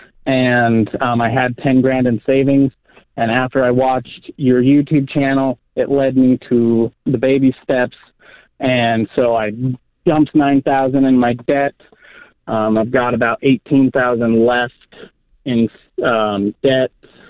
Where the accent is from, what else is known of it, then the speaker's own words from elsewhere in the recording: Roosevelt, Utah, United States; So, I moved back to my hometown in Roosevelt, which is just a couple hours outside